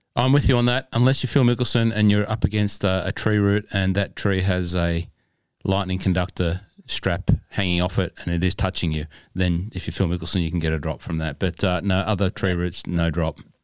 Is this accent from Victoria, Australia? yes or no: no; Cessnock, New South Wales, Australia; I grew up in Cessnock